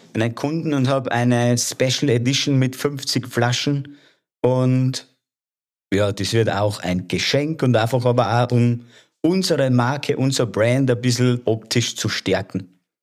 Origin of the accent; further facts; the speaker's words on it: Lower Austria, Austria; moved away as an adult; also born or lived in Wiener Neustadt; now in Salzburg, Austria; ich bin gebürtiger Niederösterreicher und bin aufgewachsen 100 Kilometer südlich von Wien